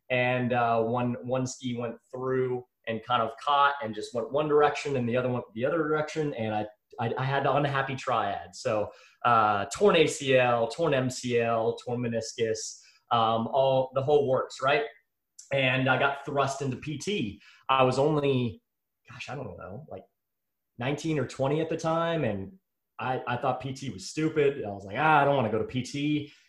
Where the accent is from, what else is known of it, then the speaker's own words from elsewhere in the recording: Texas, United States; I'm from Texas, born and raised in Texas